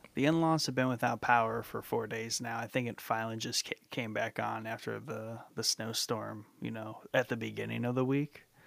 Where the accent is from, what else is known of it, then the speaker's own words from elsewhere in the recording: Snow Belt, United States; moved away as an adult; I grew up in the Snow Belt